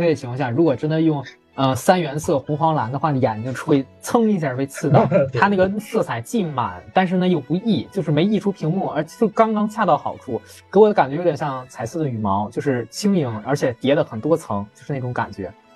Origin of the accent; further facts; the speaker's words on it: Qinhuangdao, Hebei, China; 我家乡的歌，叫《…》